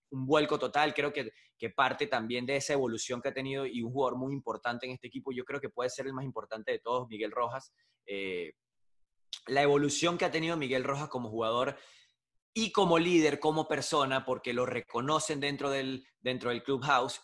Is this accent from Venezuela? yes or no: yes; Venezuela; moved away as an adult; now in United States; licenciado en procesos gerenciales, se llama en Venezuela la carrera